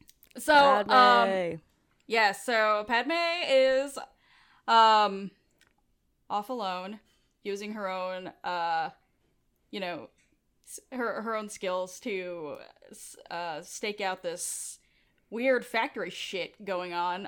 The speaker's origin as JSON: {"language": "English", "region": "New York", "country": "United States", "tie": "born or raised there", "said": "I grew up with in New York, obviously, with a bunch of people who didn't have like, you know, white bread names."}